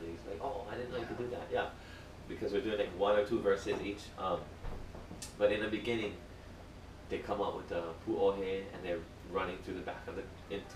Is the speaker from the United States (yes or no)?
yes; Hawaii, United States; I'm Hawaiian